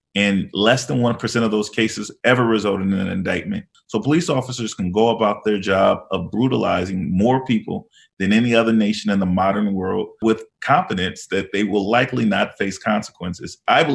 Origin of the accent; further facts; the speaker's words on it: Los Angeles, California, United States; I was born in South Central Los Angeles during the LA riots